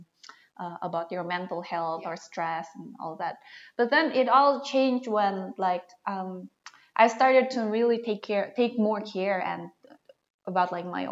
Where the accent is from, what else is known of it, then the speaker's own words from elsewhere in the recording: Jakarta, Indonesia; I'm from Jakarta